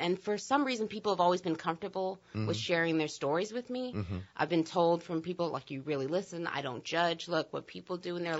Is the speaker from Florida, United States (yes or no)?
no; New Orleans, Louisiana, United States; I'm from New Orleans. I know I don't have the traditional New Orleans accent for our New Orleans listeners. From here, grew up here, went to school away in D.C., back for grad school.